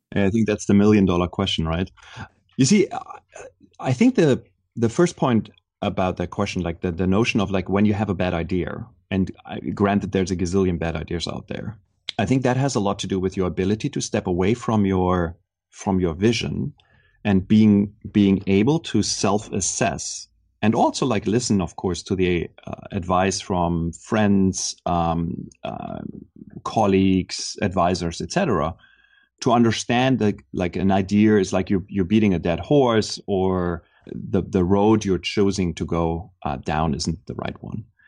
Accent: Germany; moved away as an adult; now in Silicon Valley, United States; growing up in Germany, I always felt a little bit like an outsider there.

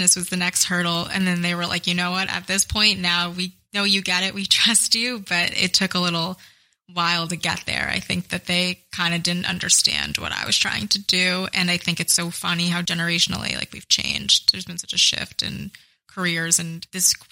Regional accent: Middletown, New Jersey, United States; I am from a town called Middletown, which is in central Jersey along the shore. So I grew up going to the beach a lot and I went to high school in Red Bank

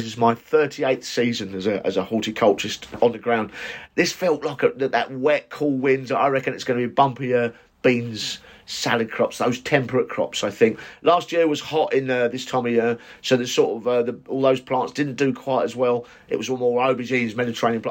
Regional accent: United Kingdom; British gardeners

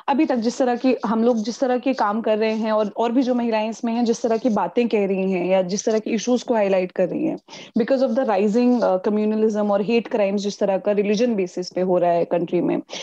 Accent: Delhi, India; मैं दिल्ली की रहने वाली हूँ मैं दिल्ली में वोट देती हूँ मैं दिल्ली के साउथ ईस्ट डिस्ट्रिक्ट की रहने वाली हूँ

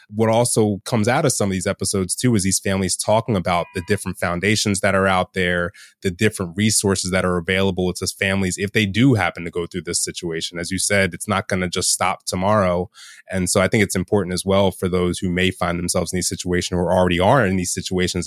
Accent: Bel Air, Maryland, United States; I grew up in the Baltimore area, but for those who know the Baltimore area, I grew up in a county called Harford County and in a town called Bel Air, Maryland.

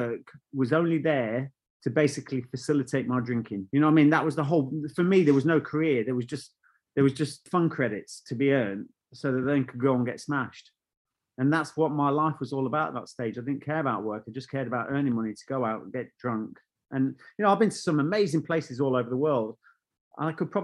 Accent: Burton-on-Trent, West Midlands, United Kingdom; moved away; I was brought up in Burton-on-Trent as a kid.

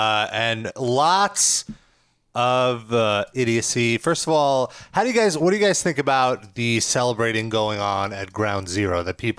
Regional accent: New York, United States; as a New Yorker

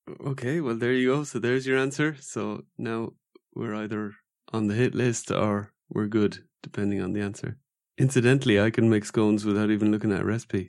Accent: Ireland; I'm from Ireland.

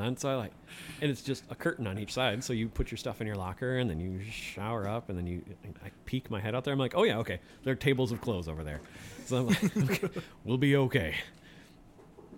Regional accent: Kenosha, Wisconsin, United States; moved away; also born or lived in south central Minnesota; I grew up in Kenosha

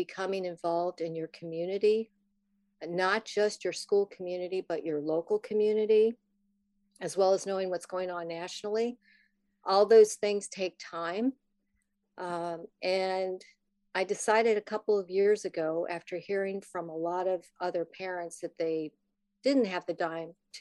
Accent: Midwest, United States; moved away as an adult; now in Virginia, United States; But I grew up in the Midwest. I live in Virginia now. I came here a long time ago to go to college.

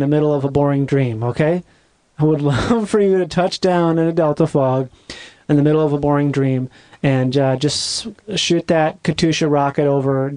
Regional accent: Rochester, Minnesota, United States; my hometown of Rochester, Minnesota

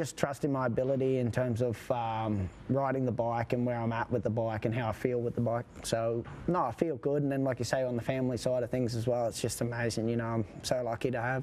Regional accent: Australia; I was referred to as an Australian veteran at 28

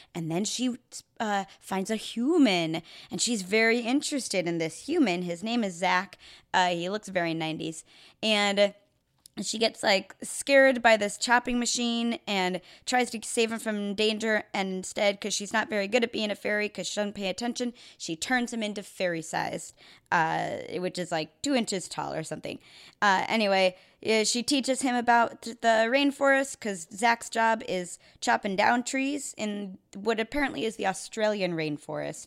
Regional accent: Chicago, Illinois, United States; I grew up in Chicago, um, suburbs

